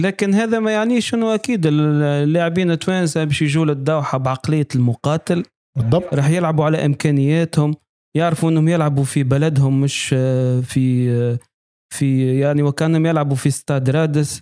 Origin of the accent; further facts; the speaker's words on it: Tunisia; accent: Tunisian; بلهجتنا ال- ال- ال- التونسية